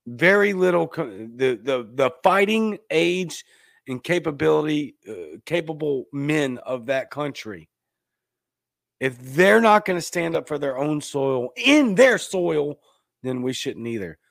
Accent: United States

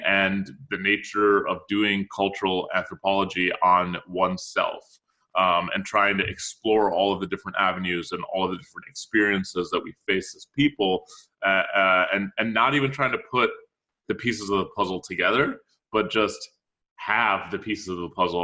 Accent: Minneapolis, Minnesota, United States; also born or lived in Cairo, Egypt; now in New York City, United States; I was born in Cairo. Spent most of my life in Minneapolis, in St. Paul, Minnesota

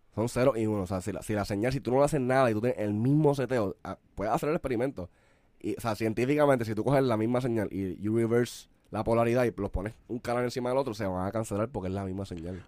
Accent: San Juan metropolitan area, Puerto Rico; nosotros somos de la Metro

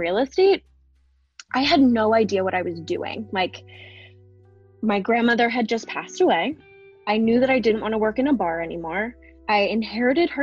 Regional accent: Baltimore, Maryland, United States; moved away as an adult; now in Austin, United States; I'm originally from Baltimore, Maryland, and I have lived in Maryland my entire life, except for quite recently

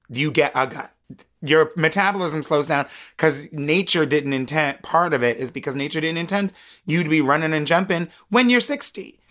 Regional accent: United States; being an American woman

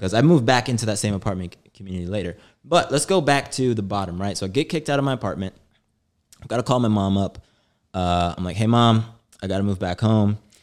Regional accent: St. Louis, Missouri, United States; moved away as an adult; also born or lived in New York; I moved from Saint Louis. So I'm a Midwesterner

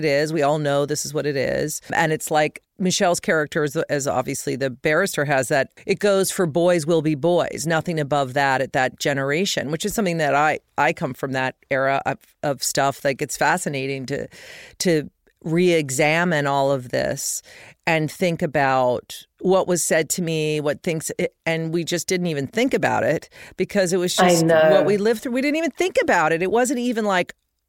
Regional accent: United States; as an American

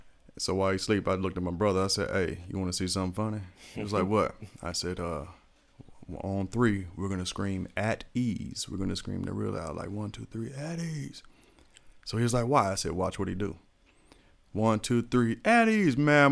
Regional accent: Germany; born there; Shit, I was born in Germany, so you already know.

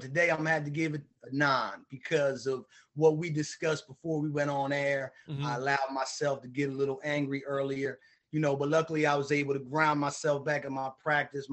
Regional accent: Bridgeton, New Jersey, United States; I grew up in Bridgeton, New Jersey.

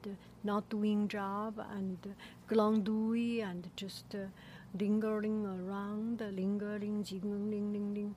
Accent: China; moved away; I am from China

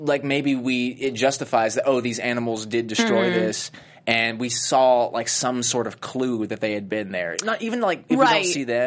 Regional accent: Tennessee, United States; moved away; I'm from Tennessee

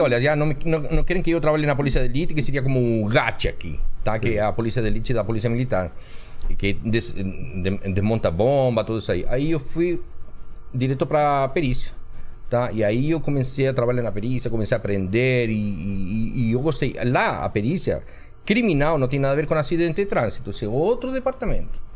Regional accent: Chile; moved away as an adult; now in Brazil; Eu vim do Chile

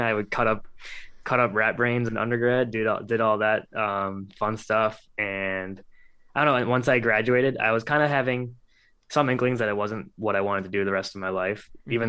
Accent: Cleveland, Ohio, United States; born and raised in Cleveland, Ohio

